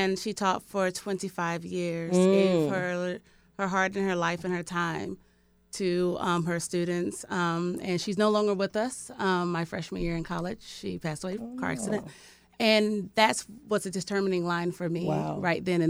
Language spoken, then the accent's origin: English; Miami, Florida, United States; moved away as an adult; also born or lived in Kauai, Hawaii; now in Seattle, United States; I grew up in Miami